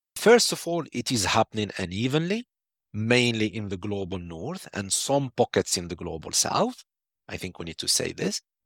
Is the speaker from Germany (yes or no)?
no; Algeria; my home country, Algeria